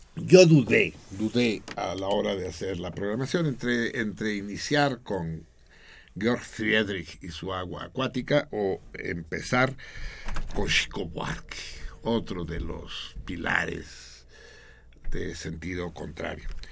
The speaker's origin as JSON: {"language": "Spanish", "country": "Mexico"}